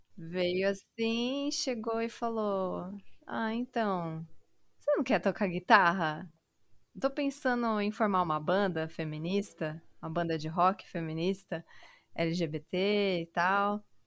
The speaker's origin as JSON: {"language": "Portuguese", "region": "São Paulo", "country": "Brazil", "moved": "as an adult", "lives_now": "Jundiaí, Brazil", "said": "eu sou da periferia de São Paulo, né, do Grajaú"}